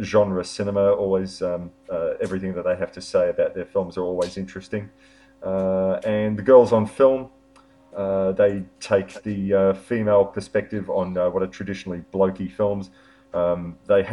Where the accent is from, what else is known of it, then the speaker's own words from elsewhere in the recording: Melbourne, Victoria, Australia; my hometown, or our hometown of Melbourne.